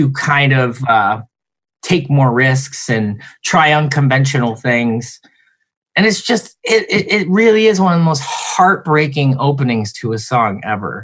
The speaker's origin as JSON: {"language": "English", "region": "New Jersey", "country": "United States", "moved": "yes", "said": "we're all from Jersey"}